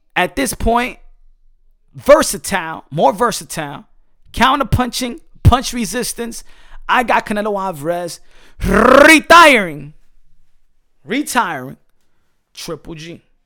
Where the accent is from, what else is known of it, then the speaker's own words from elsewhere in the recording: New York City, New York, United States; I'm from New York